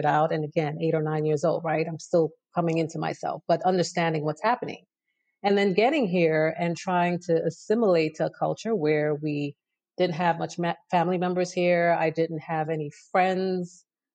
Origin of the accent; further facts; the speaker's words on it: New York City, New York, United States; also born or lived in Trinidad and Tobago; Crown Heights is where I grew up for the first 10 years of my life